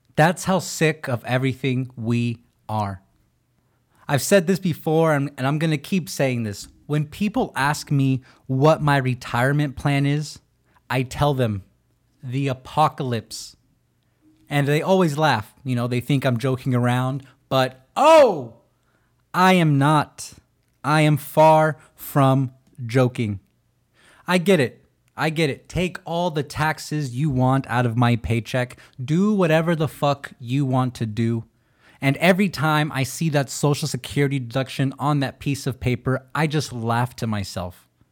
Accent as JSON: {"language": "English", "region": "California", "country": "United States", "said": "California is my home. That's my state."}